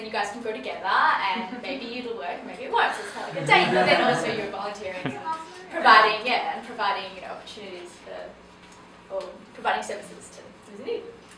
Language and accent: English; New York City, New York, United States; I'm from Brooklyn, as you can tell.